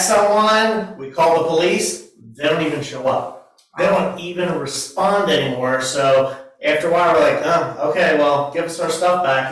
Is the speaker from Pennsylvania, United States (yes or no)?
no; Delaware, United States; now in Williamsburg, United States; I was born and raised in Delaware